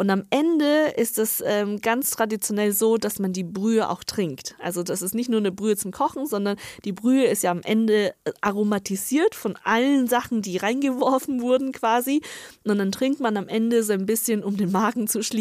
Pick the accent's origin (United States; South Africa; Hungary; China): China; northern China; now in Germany; ich komme ja aus Nordchina und das ist ganz, ganz ähm, bekannt und berühmt in Nordchina.